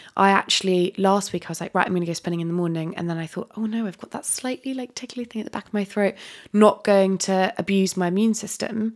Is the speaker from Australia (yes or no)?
no; Dorset, South West England, United Kingdom; I live, I grew up in Dorset